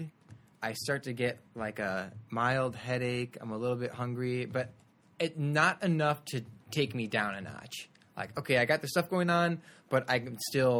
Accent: Glen Ellyn, Illinois, United States; I'm from Glen Ellyn, Illinois

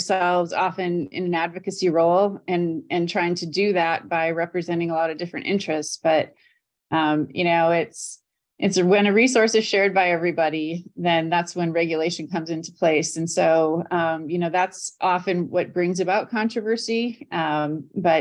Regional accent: Wisconsin, United States; now in Indiana, United States; I grew up in Wisconsin, kind of jumping around on the lakes and wetlands up there

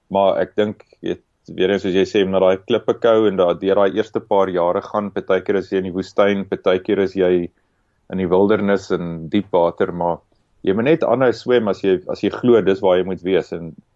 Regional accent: Free State, South Africa; now in Cape Town, South Africa; ek en jy kom albei uit die Vrystaat uit. Ons is albei trots Afrikaners, maar nie een van ons bly meer in die Vrystaat nie

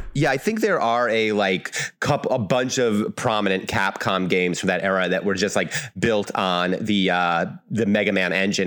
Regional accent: Albany, New York, United States; I'm from the Albany area

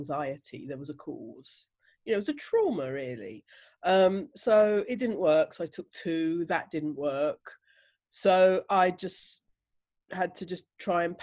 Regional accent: Chigwell, East of England, United Kingdom; I grew up in a place called Chigwell, Essex, which is a northeastern suburb of London.

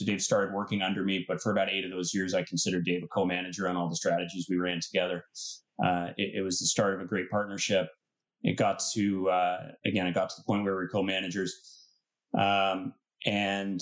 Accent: Pickering, Ontario, Canada; I grew up in Pickering, Ontario, which for those who don't know is a suburb just east of Toronto

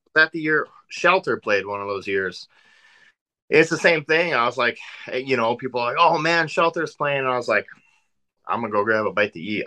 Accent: South Dakota, United States; moved away as an adult; also born or lived in Northwest Indiana; now in Indiana, United States; So I'm from South Dakota originally. Um, that's that's where I grew up. I lived there for 20, 21 years

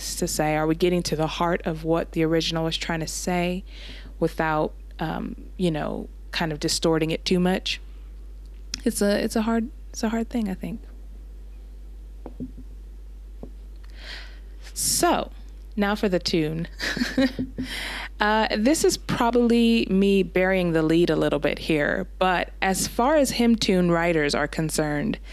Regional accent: United States; as an American

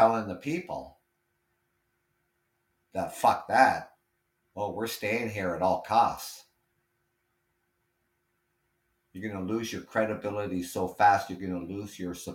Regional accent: Ontario, Canada; being Canadian, lived here all my life, obviously, born and raised in Ontario

